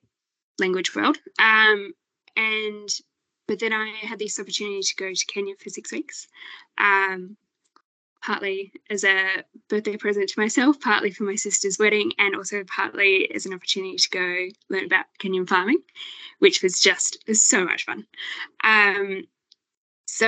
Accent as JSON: {"language": "English", "town": "Sydney", "region": "New South Wales", "country": "Australia", "tie": "born or raised there", "also_born_or_lived": "southern Queensland", "moved": "as an adult", "said": "I grew up in Sydney"}